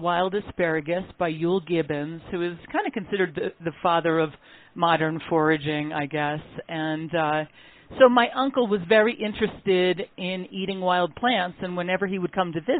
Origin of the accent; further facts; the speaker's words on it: Connecticut, United States; moved away as an adult; also born or lived in upstate New York; I grew up in Connecticut, and I went to school in upstate New York